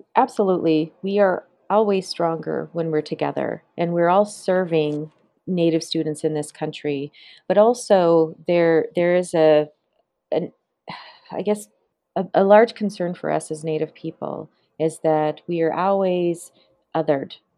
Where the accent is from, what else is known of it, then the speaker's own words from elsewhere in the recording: Flathead Indian Reservation, Northwest Montana, United States; I grew up on the Flathead Indian Reservation there